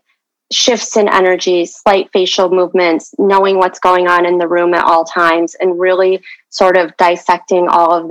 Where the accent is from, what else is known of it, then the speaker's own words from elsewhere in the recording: Michigan, United States; also born or lived in Seoul, Korea / Daegu, Korea; I lived in the orphanage for about a year until I was adopted into the Midwest in Michigan